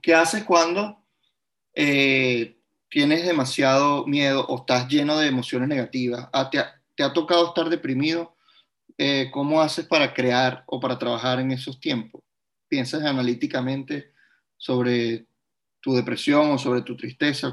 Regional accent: Venezuela; emigrar es en parte renunciar a mi venezolanidad

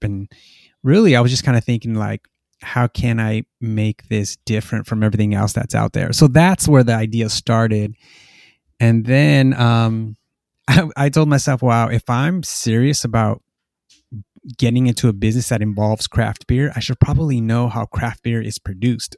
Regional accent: Los Angeles, California, United States; moved away as an adult; now in Norwalk, United States; I'm from Boyle Heights, which is a, uh, kind of area in East Los Angeles.

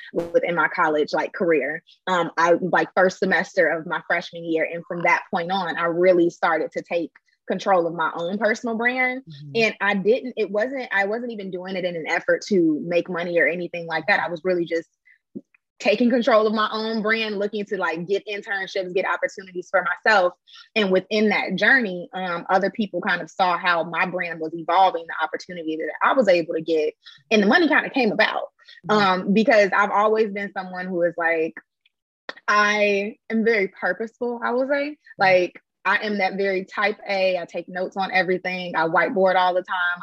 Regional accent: Chicago, Illinois, United States; moved away as an adult; also born or lived in Bloomington, Indiana; now in Atlanta, United States; I am originally from the south side of Chicago. I'm not from Atlanta.

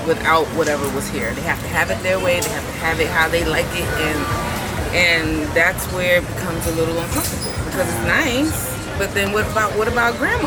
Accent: New York City, New York, United States; I grew up in Bed-Stuy

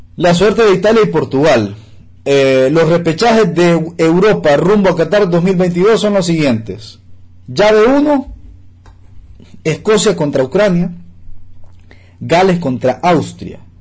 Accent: Honduras

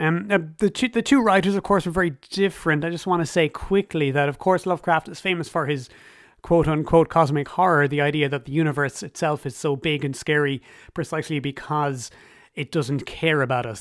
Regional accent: Ireland; As an Irish person myself

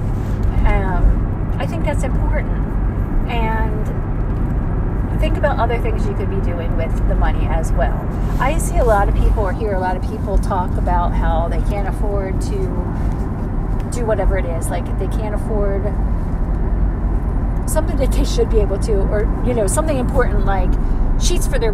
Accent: United States; also born or lived in Georgia

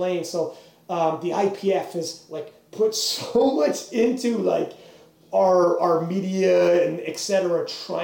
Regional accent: Canada; we're from Canada

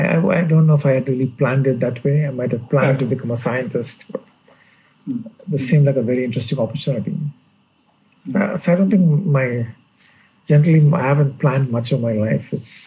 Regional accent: Mavelikara, Kerala, India; born there; I was born in Kerala, yes.

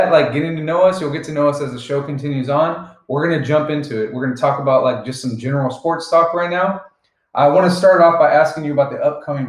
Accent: Bakersfield, California, United States; We're from Bakersfield.

